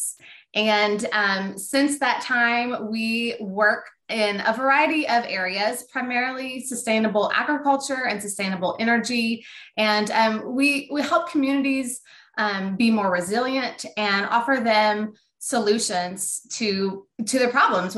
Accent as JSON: {"language": "English", "region": "Northwest Arkansas", "country": "United States", "tie": "born or raised there", "said": "I grew up here in Northwest Arkansas, and my family, we were dairy farmers"}